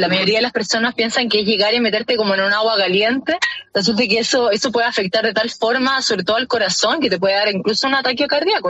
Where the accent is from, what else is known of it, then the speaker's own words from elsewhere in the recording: Chile; como chilena poder representar a mi país